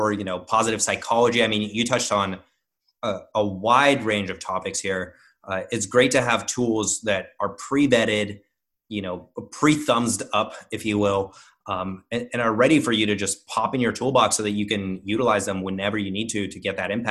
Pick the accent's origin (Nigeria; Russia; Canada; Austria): Russia; moved away; I grew up in Russia